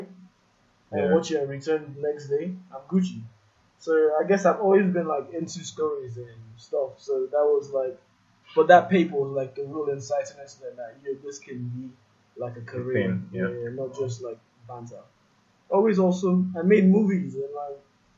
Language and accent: English; Nigeria; moved away as an adult; also born or lived in United States; I'm from Nigeria and this is where I was going back to in the end of the day